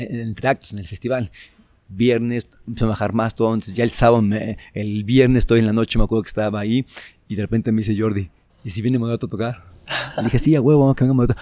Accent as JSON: {"language": "Spanish", "country": "Mexico"}